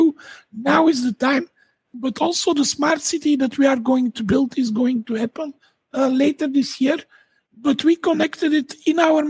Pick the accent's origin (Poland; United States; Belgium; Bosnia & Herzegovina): Belgium; Dendermonde, Flanders; I'm from Belgium, and I'm from a city called Dendermonde